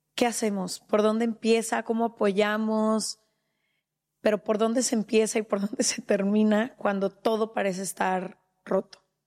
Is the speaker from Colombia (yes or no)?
no; Mexico; yo como mexicana